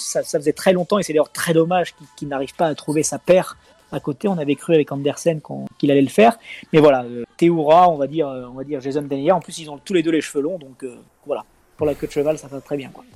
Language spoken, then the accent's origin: French; Lyon, Auvergne-Rhône-Alpes, France; je suis né à Lyon 8 le 21 décembre 86, hein, et, fièrement donc lyonnais de, naissance et, de cœur